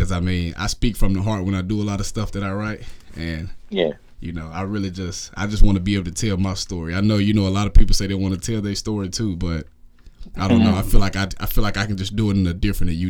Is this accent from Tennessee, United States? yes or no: yes; Memphis, Tennessee, United States; moved away as an adult; now in Nashville, United States; growing up in Memphis, man, I got so many family members that didn't have that backup plan.